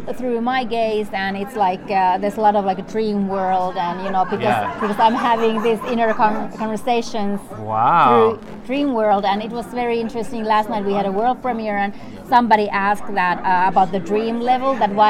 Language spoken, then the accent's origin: English; Sápmi, Lapland, Finland; From Finland. I am from Sami land, but it's not like an independent country. It's occupied by Finland, Norway, Russia, and Sweden. But so we are officially Finnish citizens.